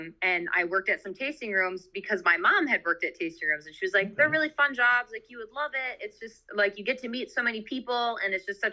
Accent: Holland, Michigan, United States; moved away as an adult; now in Traverse City, United States; I'm originally from Holland, but I just moved up there 6 months ago

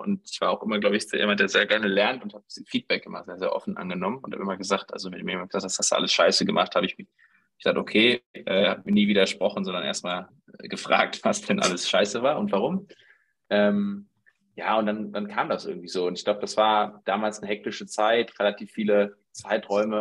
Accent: Dortmund, North Rhine-Westphalia, Germany; 33 Jahre alt, aufgewachsen in Dortmund

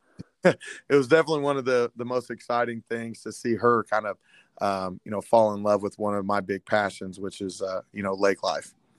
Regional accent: Terre Haute, Indiana, United States; I was born and raised in Terre Haute

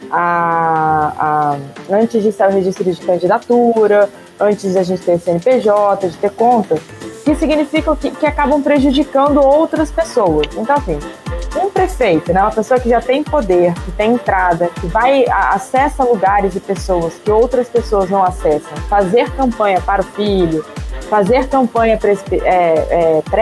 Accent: Rio de Janeiro, Brazil; não estou pedindo nem como político, estou pedindo nem como pai, estou pedindo como carioca.

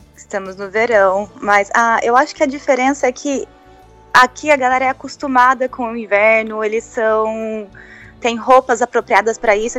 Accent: Tatuí, São Paulo, Brazil; moved away as an adult; now in United States; eu saí do Brasil, foi para vir para cá para estudar

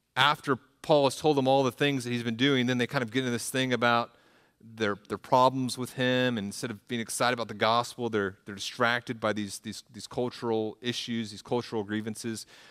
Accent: the South, United States; moved away as an adult; also born or lived in Midwest; I'm from the South

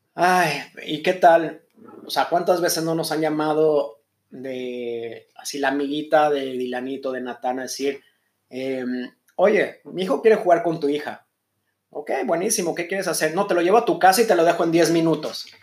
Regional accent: Mexico; moved away as an adult; now in Israel; soy mexicano

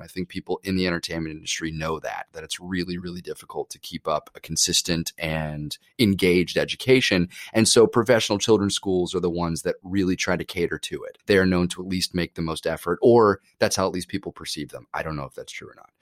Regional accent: New York, United States; when I grew up in New York acting a ton

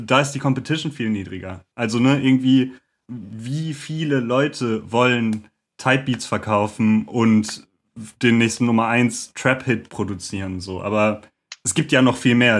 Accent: Lüdenscheid, North Rhine-Westphalia, Germany; now in Cologne, Germany; Äh, ich bin eigentlich aus Lüdenscheid im Sauerland und äh, wohne jetzt aber in Köln.

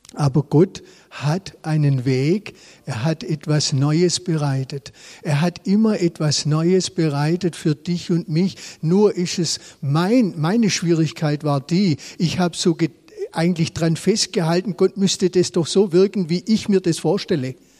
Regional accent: Swabia, Germany; selber als Schwabe

